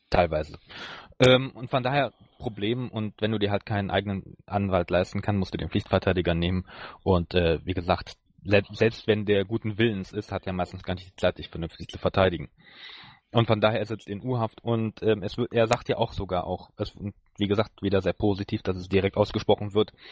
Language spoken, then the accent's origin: German; North Rhine-Westphalia, Germany; Niederrhein, aber in der Nähe, ja.